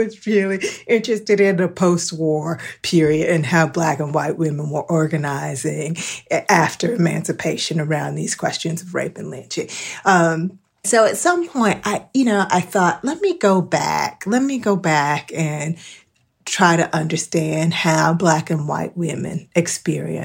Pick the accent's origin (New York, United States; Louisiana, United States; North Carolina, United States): North Carolina, United States; I'm from North Carolina.